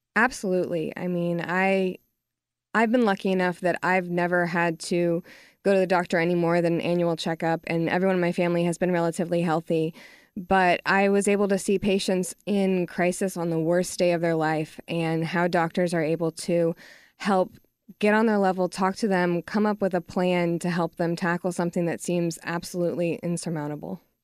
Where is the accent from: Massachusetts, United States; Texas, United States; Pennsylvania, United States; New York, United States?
Texas, United States; I'm from Texas, and I know that living here